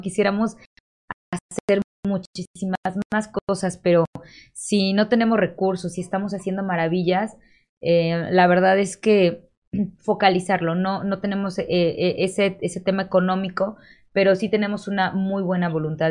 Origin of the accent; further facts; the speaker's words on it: Cuautla, Morelos, Mexico; now in Cuernavaca, Mexico; soy orgullosamente nacida en Cuautla, pero ahorita radico en Cuernavaca